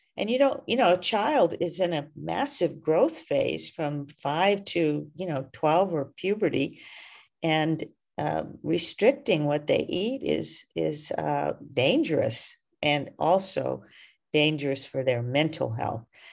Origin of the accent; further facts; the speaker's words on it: the South, United States; I was raised in the South